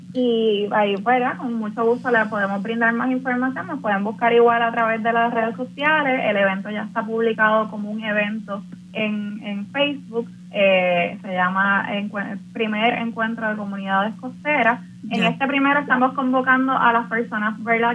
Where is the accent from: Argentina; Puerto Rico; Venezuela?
Puerto Rico